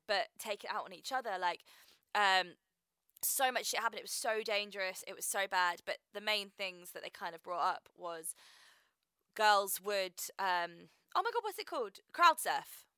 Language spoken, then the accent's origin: English; Reading, South East England, United Kingdom; I'm from Reading